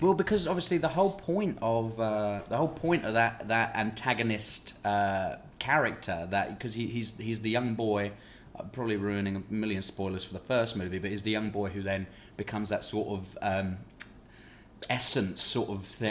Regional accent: United Kingdom; I come from Britain

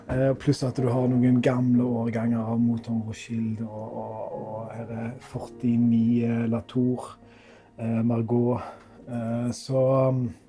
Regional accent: Norway

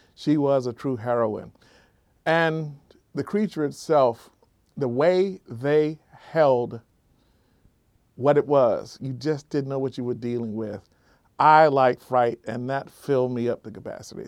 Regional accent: South Florida, United States; South Florida where I grew up.

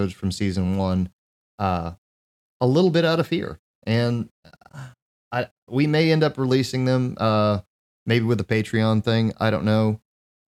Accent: United States; as an American

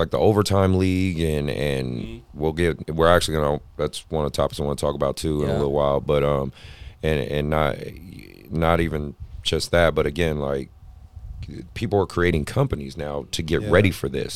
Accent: Oakland, California, United States; I'm born and raised in Oakland.

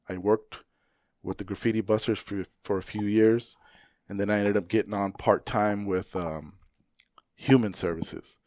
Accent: Phoenix, Arizona, United States; where I grew up in Maryvale, I grew up, you know, I graduated in ninety-four

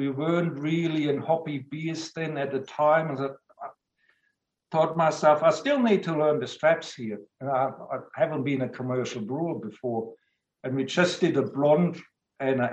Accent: Southern Germany near Stuttgart, Baden-Württemberg, Germany; moved away as an adult; now in Australia; Southern Germany near Stuttgart. So I grew up on a lager diet

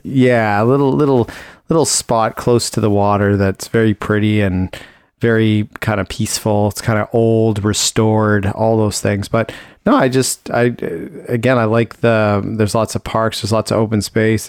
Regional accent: Ontario, Canada; now in Richmond, Canada; I grew up in Ontario where it was very seasonal

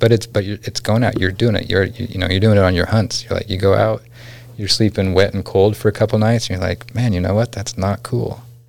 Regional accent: McGrath, Alaska, United States; And it could be that I grew up in McGrath and didn't learn how to swim.

